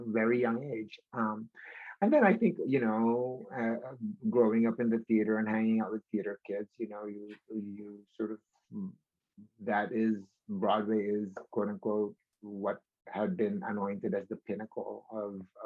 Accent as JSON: {"language": "English", "country": "Philippines", "tie": "born or raised there", "said": "born and raised in the Philippines"}